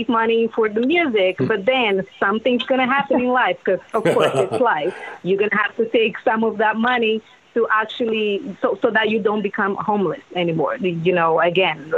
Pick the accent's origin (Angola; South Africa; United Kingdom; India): Angola; moved away as an adult; also born or lived in Bay Area, California; now in Las Vegas, United States; So Mari and I were actually very successful in the music industry back in our country